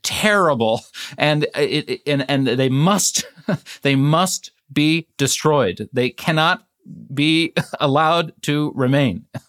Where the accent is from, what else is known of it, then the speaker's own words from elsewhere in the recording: United States; I'm the American in this conversation